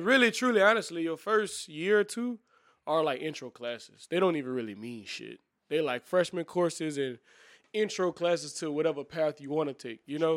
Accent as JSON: {"language": "English", "town": "New Iberia", "region": "Louisiana", "country": "United States", "said": "I'm from Liberia as well"}